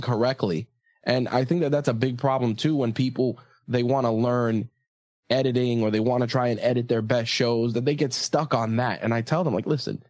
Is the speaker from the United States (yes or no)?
yes; New York, United States; I'm from New York